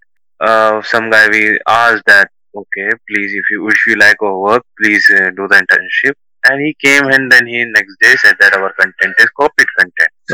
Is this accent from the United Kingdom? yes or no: no; Hindi belt of India, India; Hindi is like because I'm from Hindi belt of India, and English is because I'm from India